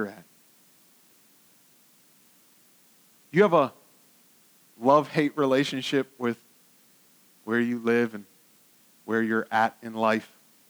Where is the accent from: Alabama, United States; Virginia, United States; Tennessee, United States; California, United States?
Virginia, United States; I like telling people that I'm from Northern Virginia, but I don't always like it here.